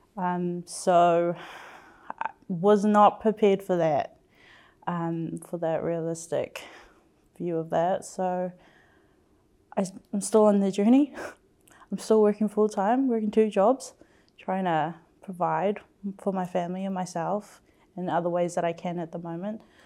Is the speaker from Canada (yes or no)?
no; Auckland, New Zealand; I am second generation, born and raised in South Auckland